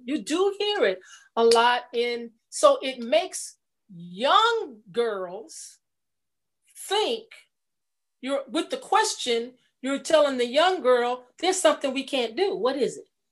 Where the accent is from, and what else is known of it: California, United States; born or raised there; moved away as an adult; also born or lived in Atlanta, Georgia